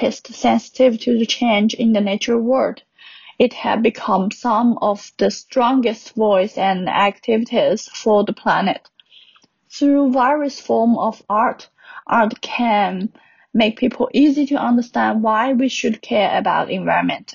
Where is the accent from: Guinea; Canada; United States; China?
China; I'm 27 years old and I come from China.